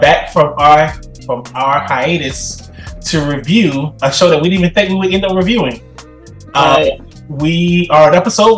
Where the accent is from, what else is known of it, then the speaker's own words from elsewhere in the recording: Montgomery, Alabama, United States; I was born in Montgomery, Alabama